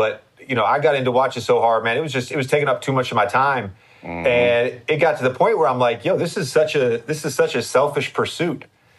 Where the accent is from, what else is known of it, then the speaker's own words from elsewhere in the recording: Virginia, United States; like UVA, and I was from Virginia, so UVA was on me hard